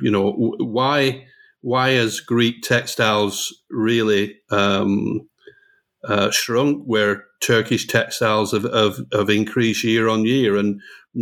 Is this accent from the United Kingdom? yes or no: yes; United Kingdom; I was born and educated in a very traditional textile area in the UK